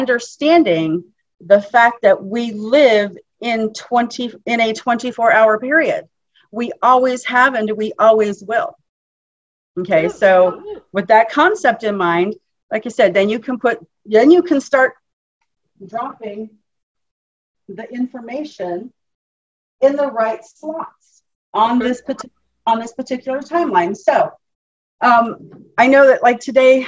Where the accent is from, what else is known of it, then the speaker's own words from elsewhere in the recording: Alaska, United States; now in Florida, United States; I'm from Alaska, born and raised. Oh. Yeah, living in Florida right now